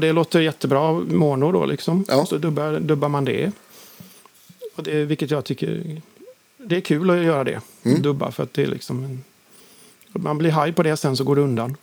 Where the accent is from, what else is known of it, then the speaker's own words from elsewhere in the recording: Uddevalla, Västra Götaland, Sweden; moved away as an adult; now in Gothenburg, Sweden; Sundsandvik där jag växte upp utanför Uddevalla